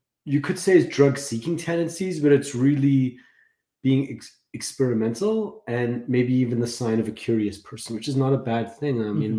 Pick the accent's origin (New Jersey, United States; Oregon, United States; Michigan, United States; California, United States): California, United States; Los Angeles; I grew up in Los Angeles. I got sober in Los Angeles at the age of 22.